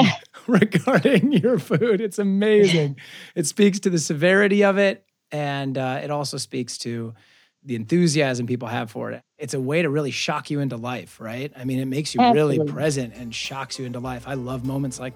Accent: Omaha, Nebraska, United States; moved away as an adult; now in Los Angeles, United States; I'm from Omaha, Nebraska. Meat and potatoes, you know, pasta family

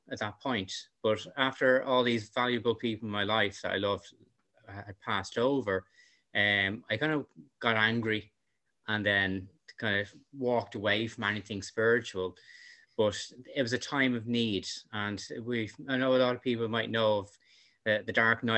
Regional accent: Dublin, Leinster, Ireland; I'm from Dublin

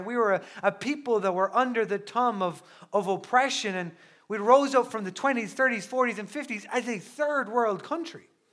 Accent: Newbridge, Leinster, Ireland; I'm a culty from Newbridge in County Kildare, and, uh, I grew up in, in Newbridge

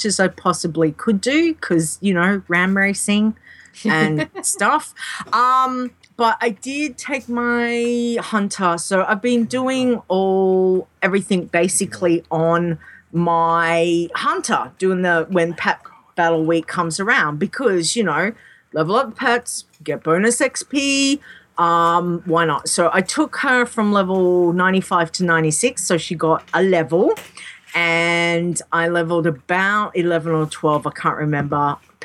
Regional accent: Australia; I'm an Aussie

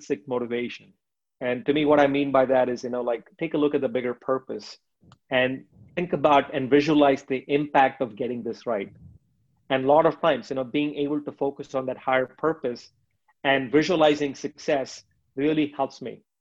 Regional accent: India; moved away; in the early 90s, where I was growing up in India

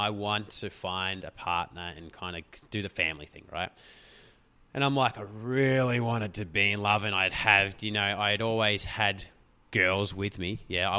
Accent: Australia; We're from Australia

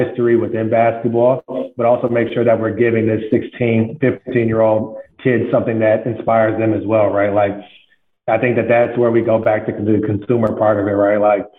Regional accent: Midwest, United States; because they're from the East Coast, I'm from the Midwest, I had just a different point of view on sneakers and fashion and culture in general.

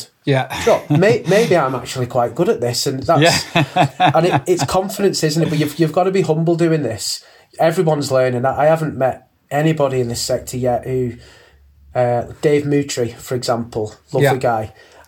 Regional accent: Manchester, North West England, United Kingdom; we're from Manchester, and you know, they don't curb their accents as well.

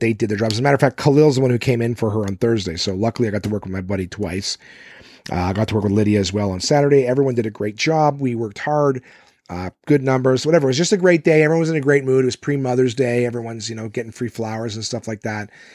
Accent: Canada; I'm Canadian

